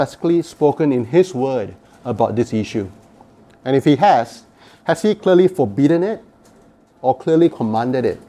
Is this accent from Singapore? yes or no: yes; Singapore; now in Canada; I come from Singapore.